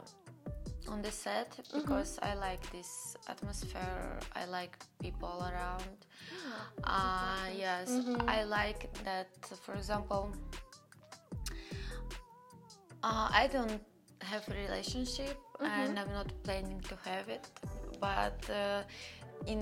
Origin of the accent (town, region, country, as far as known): Russia; born or raised there